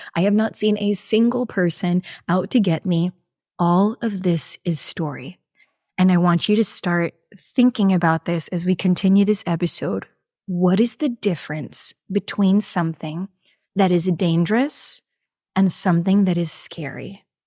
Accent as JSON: {"language": "English", "region": "New York", "country": "United States", "tie": "born or raised there", "moved": "yes", "lives_now": "Houston, United States", "said": "I am from New York originally. Yes, I was born up there"}